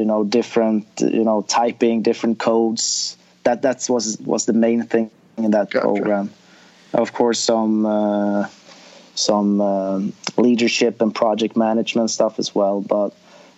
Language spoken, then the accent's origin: English; Sweden; I was assistant coaching a junior program at my hometown